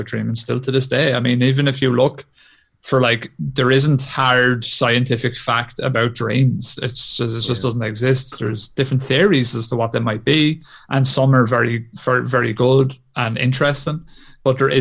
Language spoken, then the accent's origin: English; Ireland; as good Irish Catholics